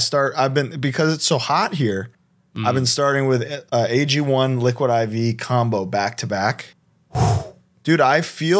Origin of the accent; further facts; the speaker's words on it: Los Angeles, California, United States; We're in my hometown of Los Angeles, California.